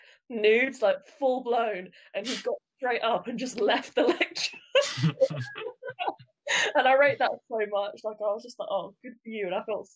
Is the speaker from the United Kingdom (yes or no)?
yes; United Kingdom; being British